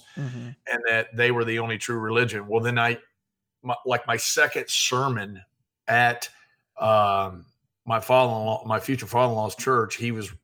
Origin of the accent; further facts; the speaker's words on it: Iowa and Missouri, Midwest, United States; moved away; also born or lived in Georgia; By the time I got to Georgia, because I grew up in Iowa and Missouri